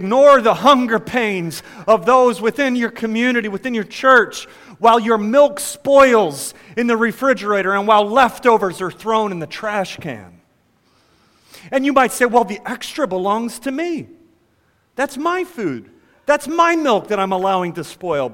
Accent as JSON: {"language": "English", "country": "United States", "said": "as American individualists"}